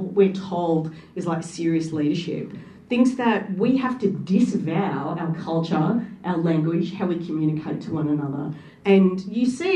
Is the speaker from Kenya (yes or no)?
no; Australia; also born or lived in Wollongong, Australia / England; To all of those people in another country, I was just Australian